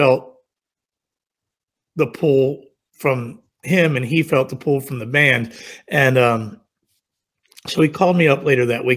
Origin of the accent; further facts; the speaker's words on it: Virginia, United States; I was from Virginia, I literally grew up 60 miles from where Bret grew up.